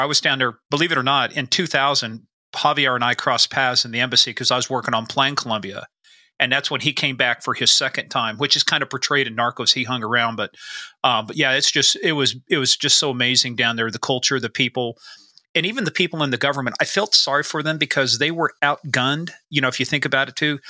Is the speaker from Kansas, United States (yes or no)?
yes; Kansas, United States; my town was 1,500 people, so we're all a little small town from, you know, I'm from Kansas